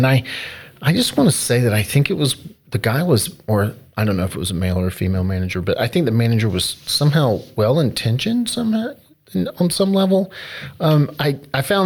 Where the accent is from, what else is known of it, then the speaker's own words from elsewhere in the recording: North Carolina, United States; moved away; my home state of North Carolina